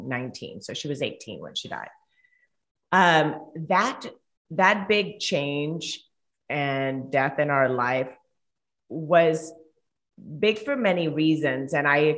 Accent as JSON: {"language": "English", "country": "Colombia", "tie": "born or raised there", "first_language": "Spanish", "second_language": "English", "moved": "as an adult", "lives_now": "United States", "said": "I'm originally from Colombia. So if you guys hear an accent, I do live in the States, but if you hear an accent, it's because I'm from Colombia. So Spanish is my first language"}